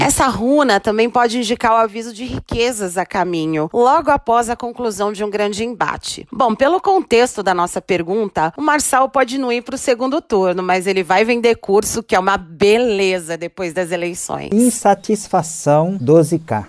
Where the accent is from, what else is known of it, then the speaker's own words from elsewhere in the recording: Brazil; somos brasileiros